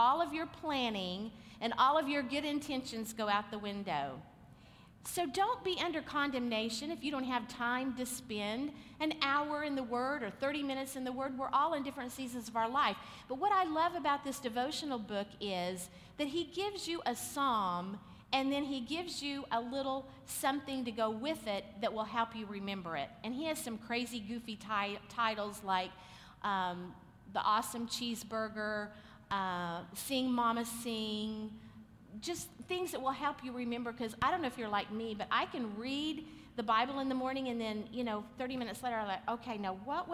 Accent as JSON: {"language": "English", "region": "Oklahoma", "country": "United States", "said": "we're just from Oklahoma"}